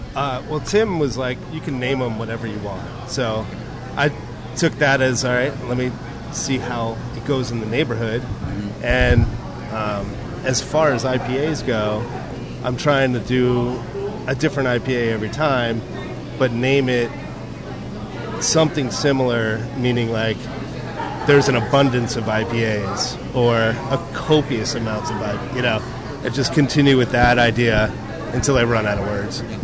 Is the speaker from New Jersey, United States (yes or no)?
yes; New Jersey, United States; now in San Diego, United States; I'm from New Jersey